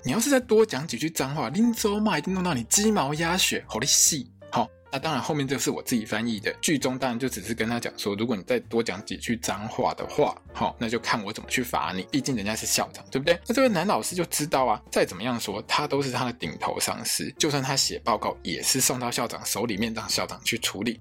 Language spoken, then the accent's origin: Chinese; Taiwan; 身为台湾人的我们